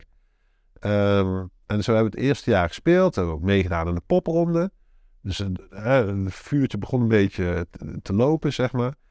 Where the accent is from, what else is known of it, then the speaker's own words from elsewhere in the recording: North Brabant, Netherlands; moved away as an adult; also born or lived in Enschede / Limburg; now in Sittard-Geleen, Netherlands; Ik kom oorspronkelijk uit Brabant